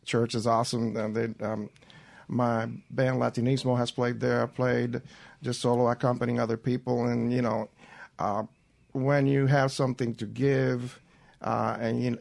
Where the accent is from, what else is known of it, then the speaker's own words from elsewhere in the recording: San Juan, Puerto Rico; moved away; I was born and raised in Santurce, which is really close to San Juan